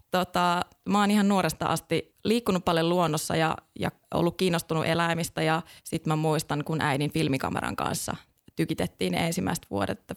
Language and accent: Finnish; Kankaanpää, Satakunta, Finland; also born or lived in Espoo / Rovaniemi / Lahti / Australia; now in Kotka, Finland; Mä oon Kankaan päästä lähtöisin, pienestä satakuntalaista kaupungista ja, tota, ja sieltä sitten vähän päätynyt erinäköisiin paikkoihin. Lähettiin ensin Espooseen ja sieltä Rovaniemelle ja vähän Lahteen